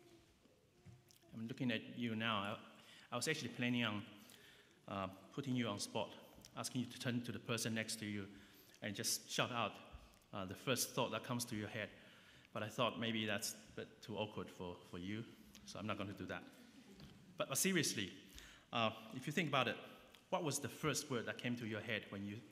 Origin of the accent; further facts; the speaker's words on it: New Zealand; now in London, United Kingdom; I grew up in New Zealand